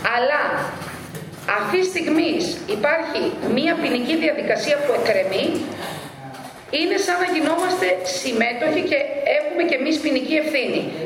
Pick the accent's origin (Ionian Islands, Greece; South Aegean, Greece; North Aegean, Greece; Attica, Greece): North Aegean, Greece; ως Δημοτικό Σύμβουλος της περιοχής, γιατί κατάγομαι από εκεί, εκλέγομαι εκεί και το γνωρίζετε ότι αγαπώ ιδιαίτερα τον τόπο μου